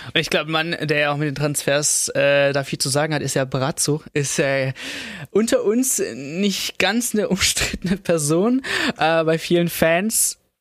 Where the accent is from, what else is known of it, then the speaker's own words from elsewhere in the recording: Stuttgart, Baden-Württemberg, Germany; ich komme auch aus dem Süden Stuttgart